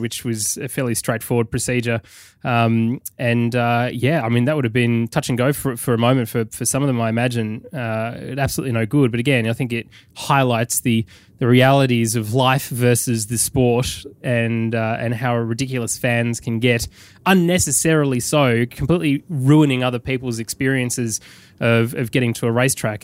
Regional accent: United Kingdom; now in London, United Kingdom

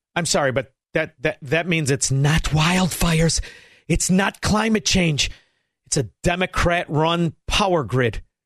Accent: Chicago, Illinois, United States; now in Florida, United States; I am originally a Chicagoan

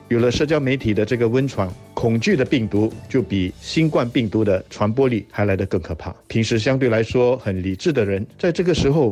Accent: Singapore; 我对我们新加坡人会做出这样子的一种反应

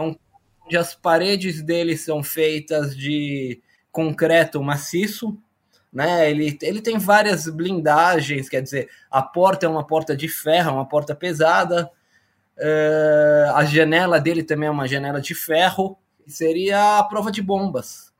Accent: Brazil; moved away as an adult; now in Israel; eu sou brasileiro, nascido em 71, Sou formado pela Escola Politécnica

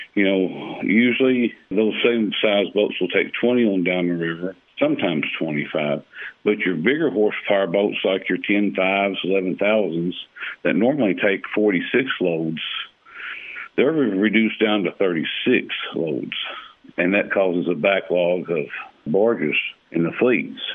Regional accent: Bootheel, Missouri, United States; born or raised there

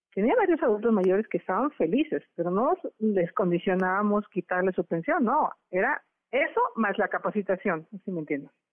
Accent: Hidalgo, Mexico; moved away; Desde muy chica luché contra el cacique de mi pueblo, don Felipe Contreras, y después con los cacicazgos de Hidalgo

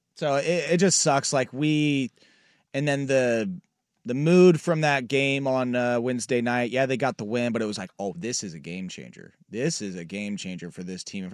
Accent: Portland, Oregon, United States; the city that I grew up in, Portland

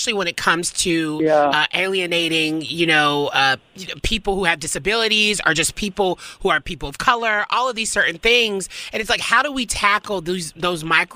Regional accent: the South, United States; I grew up in the South

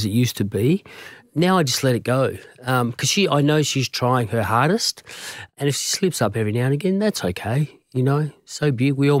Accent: Perth, Western Australia, Australia; there was a time when I was growing up in Perth and the WA Shield team made up, I think it was 7, maybe 8 of the Australian cricket team at that time.

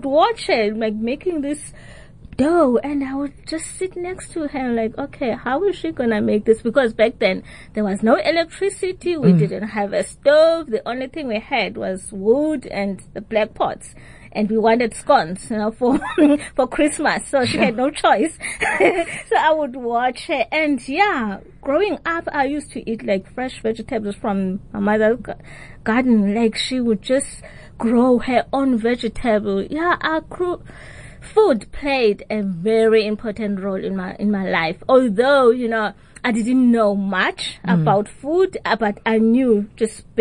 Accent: Tsolo, Eastern Cape, South Africa; I grew up in the Eastern Cape in the rural areas in Tsolo

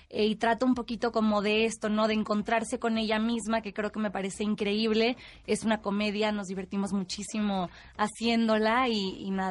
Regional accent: Tampico, Tamaulipas, Mexico; moved away; yo soy de Tampico, Tamaulipas

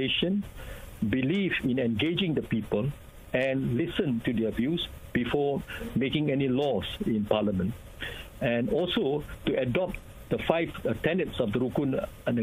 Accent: Malaysia; as a Malaysian

